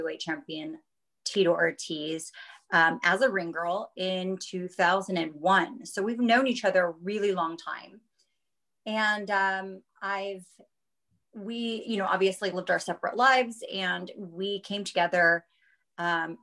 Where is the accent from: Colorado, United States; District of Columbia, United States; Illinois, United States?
Colorado, United States; Denver; moved away as an adult; also born or lived in Las Vegas, Nevada; born and raised in Denver, Colorado. I moved to Las Vegas with my family when I was 19 years old